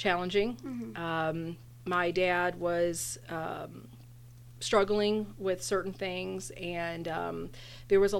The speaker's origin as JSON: {"language": "English", "region": "Texas", "country": "United States", "also_born_or_lived": "Corpus Christi, Texas", "moved": "yes", "lives_now": "Phoenix, United States", "said": "I'm originally from Texas"}